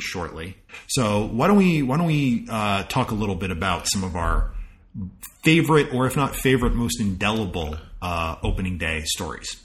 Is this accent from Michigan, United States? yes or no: no; Rockland County, New York, United States; I grew up in Rockland County, which is north and west of the city, about twenty five miles um, outside the city